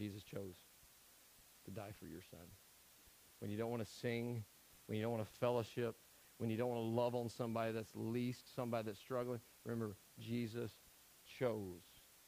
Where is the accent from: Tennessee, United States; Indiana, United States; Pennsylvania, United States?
Tennessee, United States; I'm from Tennessee.